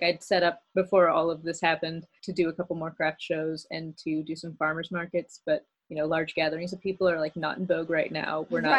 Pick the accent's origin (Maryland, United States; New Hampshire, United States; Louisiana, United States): Maryland, United States; also born or lived in Phoenix; I moved around when I was a kid. Like I said, my parents were Air Force, so I was born in Phoenix. And then we moved to Europe for a couple of years, and then we moved to Maryland. So Maryland is like mostly where I'm from.